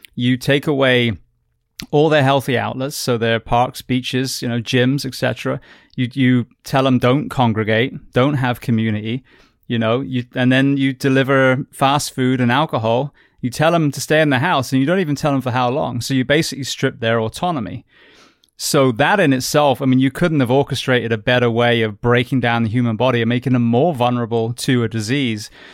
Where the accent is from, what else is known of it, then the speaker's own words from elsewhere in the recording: United Kingdom; now in United States; I'm British